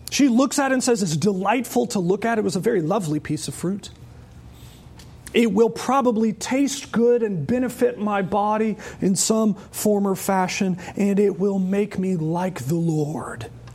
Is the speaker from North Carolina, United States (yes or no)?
yes; Charlotte, North Carolina, United States; I remember as a child actually growing up in Charlotte